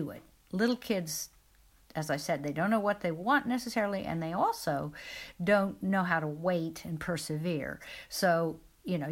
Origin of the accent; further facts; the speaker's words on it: Midwest, United States; moved away; where I grew up in the Midwest in America